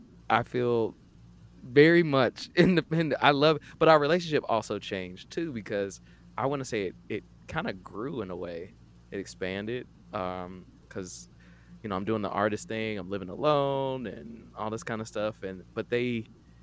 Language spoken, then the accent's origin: English; Atlanta, Georgia, United States; I grew up here in Atlanta.